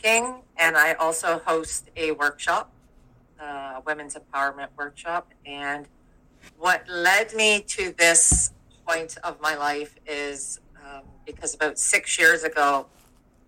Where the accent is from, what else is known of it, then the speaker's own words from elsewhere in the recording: Durham, Ontario, Canada; moved away as an adult; now in British Columbia, Canada; I'm actually from Ontario originally